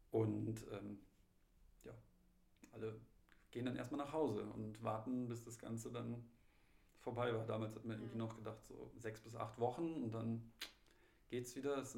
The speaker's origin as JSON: {"language": "German", "town": "Munich", "region": "Bavaria", "country": "Germany", "tie": "born or raised there", "said": "also bei, in München, in meiner Heimatstadt, ist ja jetzt mittlerweile auch Maskenpflicht"}